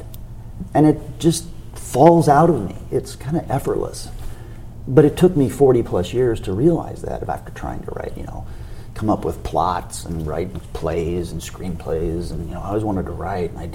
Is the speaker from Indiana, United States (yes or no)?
yes; Indiana, United States; moved away; growing up in Indiana